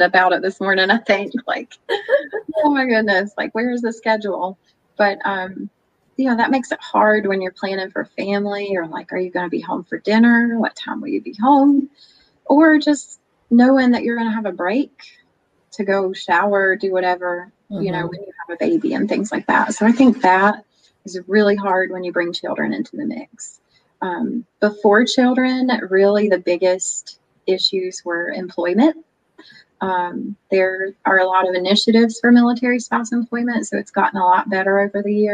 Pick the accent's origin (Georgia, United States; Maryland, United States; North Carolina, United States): North Carolina, United States; moved away as an adult; now in Oklahoma, United States; my home state of NC